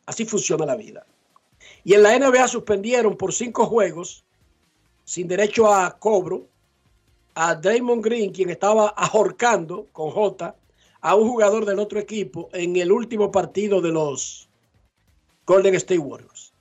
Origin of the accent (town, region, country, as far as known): Dominican Republic